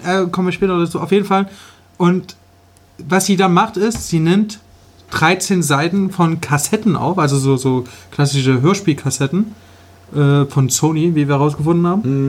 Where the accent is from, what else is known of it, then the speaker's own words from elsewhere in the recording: Leipzig, Saxony, Germany; Wenn ich jetzt hier in der Schule früher ein super Fußballspieler ja. war, dann hat das hier keinen interessiert in Leipzig